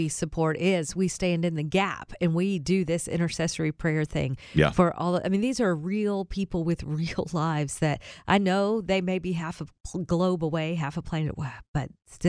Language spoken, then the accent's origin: English; Kentucky, United States; also born or lived in Holland, Michigan; now in Middle Tennessee, United States; they came from Kansas, we came from Kentucky, we all landed in Holland, Michigan